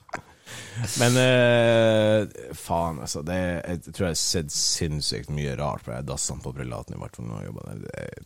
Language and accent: Norwegian; Bardufoss, Troms, Norway